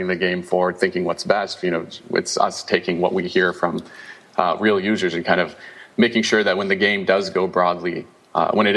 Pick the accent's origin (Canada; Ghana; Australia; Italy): Canada; I'm Canadian